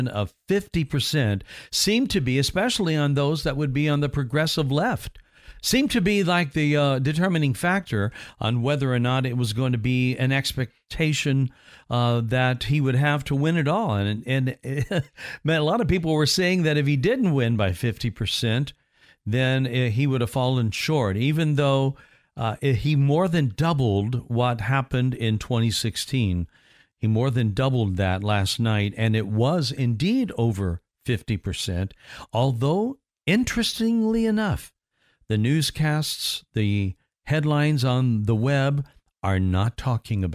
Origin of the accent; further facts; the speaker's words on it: Indiana, United States; moved away; I'm from Indiana, and we would have wind chill factors, the worst of which in my home state was minus 60 during one blizzard that we had